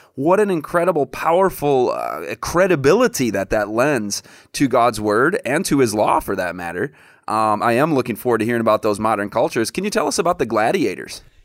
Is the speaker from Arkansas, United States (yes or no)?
no; Michigan, United States; Chad and I grew up together in Michigan